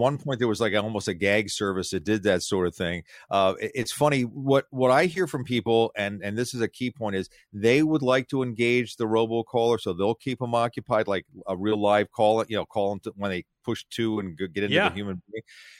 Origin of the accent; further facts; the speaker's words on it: Philadelphia, Pennsylvania, United States; I grew up in Philadelphia.